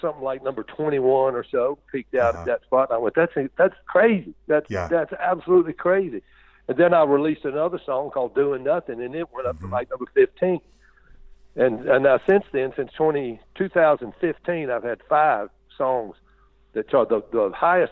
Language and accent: English; Greenville, Mississippi, United States; my hometown of Greenville, Mississippi